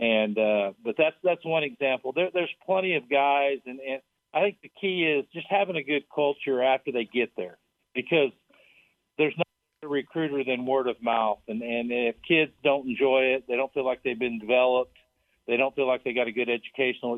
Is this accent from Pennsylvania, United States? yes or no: no; Tyrone, Oklahoma, United States; moved away; also born or lived in Liberal, Kansas; I grew up in Tyrone, Oklahoma, it's in the middle of nowhere. It's in the panhandle of Oklahoma